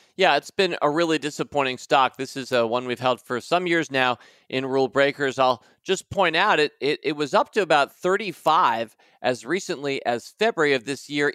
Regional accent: United States; I'm thinking a lot about my home country today

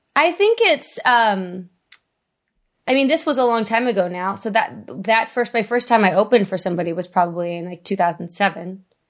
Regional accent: Vista, California, United States; I grew up in North County, San Diego, in, uh, Vista

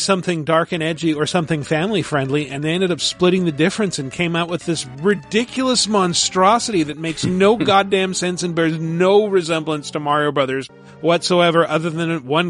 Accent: Richland, Washington, United States; now in San Francisco, United States; My first hometown is an area of Washington State called the Tri-Cities that is basically like what Fallout looked like pre-war.

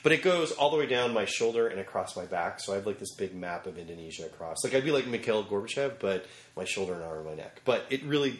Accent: near the Delaware Water Gap, western New Jersey, United States; also born or lived in New York City; I grew up in Jersey. Was born in New York City and grew up in New Jersey.

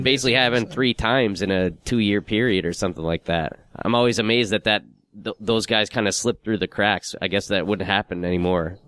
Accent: United Kingdom; the Brit

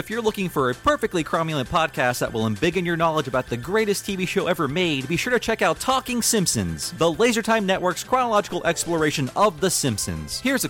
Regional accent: Florida, United States; it's shot in my hometown area of Florida.

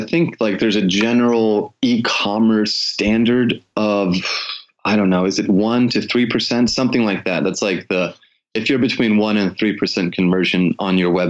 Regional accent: Memphis, Tennessee, United States; when I was growing up in Memphis, Tennessee, I was out playing all the time.

